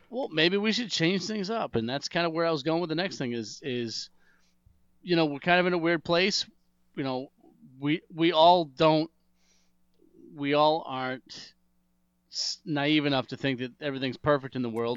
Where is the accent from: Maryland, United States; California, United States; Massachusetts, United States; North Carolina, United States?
Massachusetts, United States; moved away as an adult; also born or lived in South Carolina; I was from Massachusetts